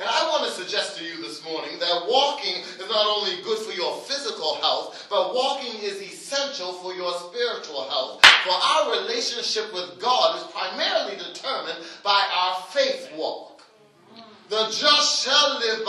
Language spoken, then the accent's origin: English; Halifax, Nova Scotia, Canada; I hail from Africville.